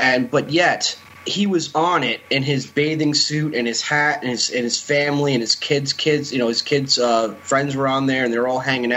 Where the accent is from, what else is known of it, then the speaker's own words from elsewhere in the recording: Keansburg, New Jersey, United States; In my hometown, Kingsburg, it's a beach community